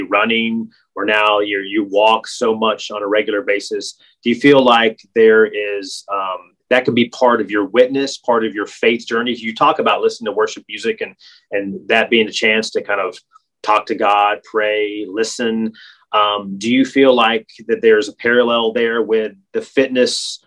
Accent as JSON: {"language": "English", "region": "North Carolina", "country": "United States", "tie": "born or raised there", "said": "when I grew up playing basketball in North Carolina and tennis"}